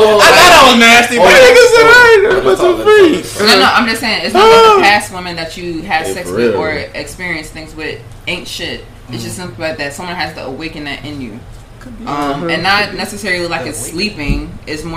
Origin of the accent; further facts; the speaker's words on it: New York, United States; I'm from New York